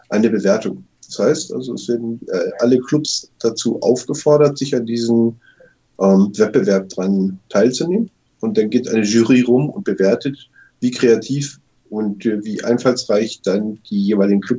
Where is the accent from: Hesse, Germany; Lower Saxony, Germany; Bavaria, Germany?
Lower Saxony, Germany; Cuxhaven; weil ich bin gebürtiger Cuxhavener, also ein Mensch, der am Meer groß geworden ist